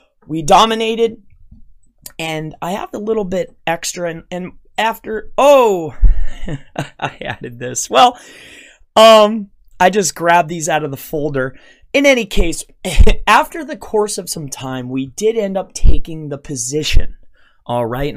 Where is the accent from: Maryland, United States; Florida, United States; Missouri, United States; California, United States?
Florida, United States; my hometown in Florida